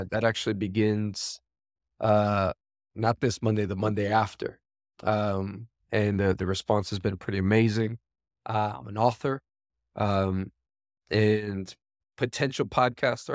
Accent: New York City, New York, United States; I am born and raised New York, born and raised in Queens, New York

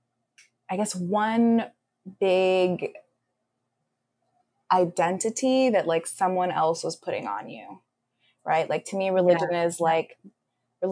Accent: Los Angeles, California, United States; now in New York City, United States; I'm originally from the Los Angeles area in California, and I live in New York City now

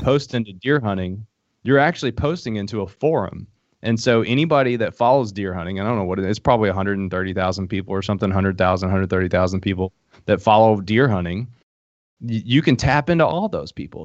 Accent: Middlesboro, Kentucky, United States; accent: hillbilly; moved away; also born or lived in Harlan, Kentucky; I grew up in Middlesbrough, Kentucky, but I was born in Harlan, Kentucky

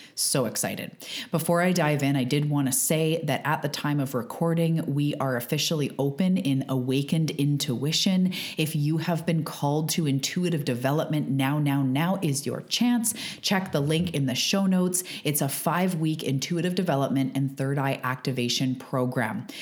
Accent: Canada; I'm a Canadian living on the West Coast of Canada

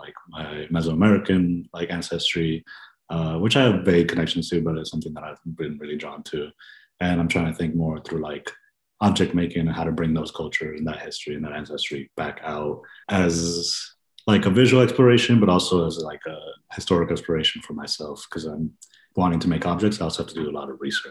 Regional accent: San Antonio, Texas, United States; moved away as an adult; also born or lived in Honduras; now in Chicago, United States; I was raised in San Antonio, in Tejas, Texas

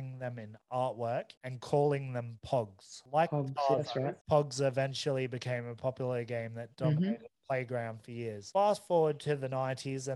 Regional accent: Australia; us being Australian

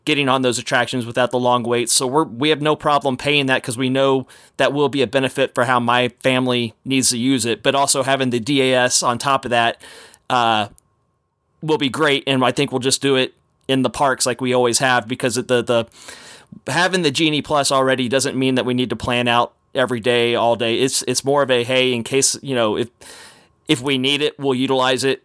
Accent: Texas, United States; growing up in Texas

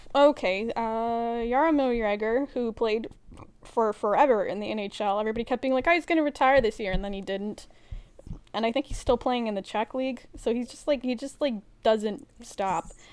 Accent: Edmonton, Alberta, Canada; I am from Edmonton

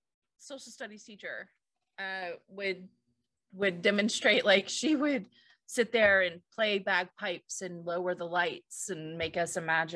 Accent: Ireland; I'm Irish.

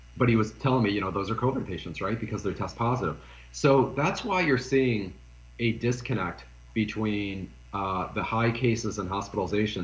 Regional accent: Detroit, Michigan, United States; I'm from Detroit

